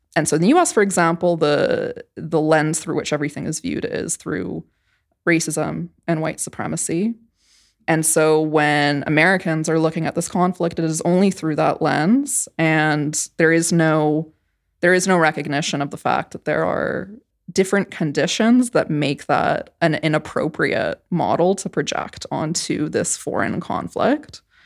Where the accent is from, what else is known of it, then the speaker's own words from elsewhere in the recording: Canada; moved away; I grew up in Canada, which is very different from the United States